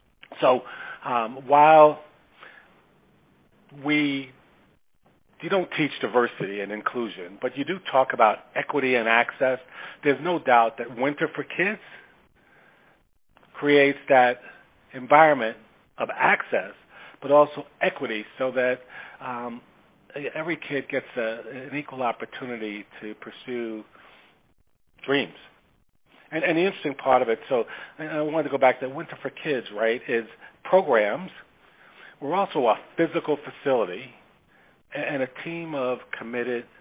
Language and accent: English; New York City, New York, United States; I grew up in the Bronx. Mm-hmm. I grew up in the projects. I'm an asphalt kid.